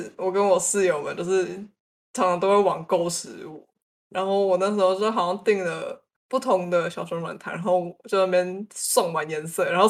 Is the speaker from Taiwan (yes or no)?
yes; Tainan, Taiwan; 安娜，我台南人呢，我吃这个才是应该的。